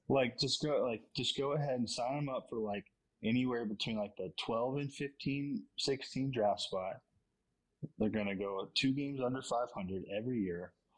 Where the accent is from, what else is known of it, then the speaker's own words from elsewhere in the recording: Virginia, United States; I'm from Virginia, so Virginia Tech.